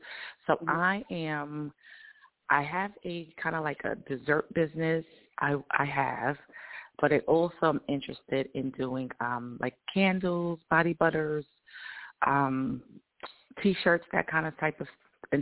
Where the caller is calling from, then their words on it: Georgia, United States; I'm from Georgia.